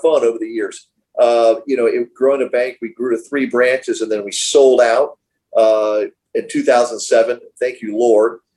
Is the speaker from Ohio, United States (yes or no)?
no; Miami, Florida, United States; being born and raised here in Miami, I was born in Mercy Hospital.